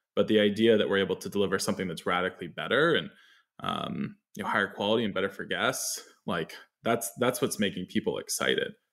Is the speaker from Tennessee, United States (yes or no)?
no; New York, United States; I grew up in New York, just north of the city